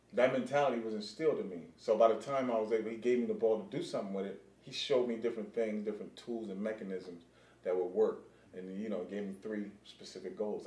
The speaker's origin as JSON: {"language": "English", "region": "California", "country": "United States", "tie": "born or raised there", "said": "growing up in cali"}